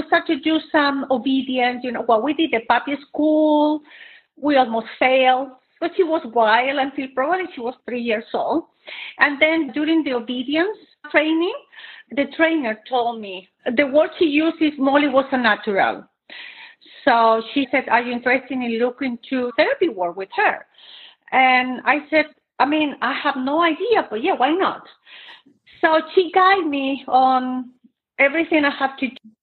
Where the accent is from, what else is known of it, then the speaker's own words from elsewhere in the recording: Chile; moved away as an adult; now in Katy, United States; I'm originally from Chile